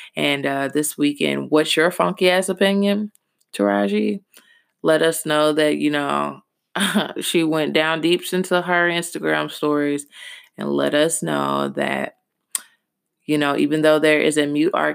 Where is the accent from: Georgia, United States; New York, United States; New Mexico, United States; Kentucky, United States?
Kentucky, United States; Louisville; Louisville, Kentucky is my hometown